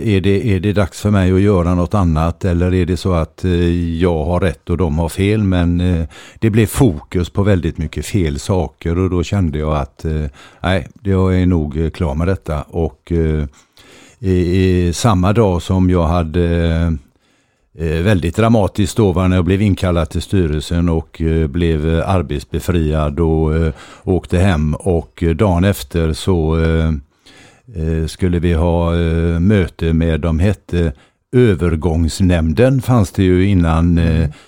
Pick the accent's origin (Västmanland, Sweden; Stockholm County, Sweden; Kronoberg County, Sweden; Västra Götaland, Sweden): Västra Götaland, Sweden; Gothenburg; jag är född i Lunden som ligger, eh, jag blir lite österut i, i Göteborg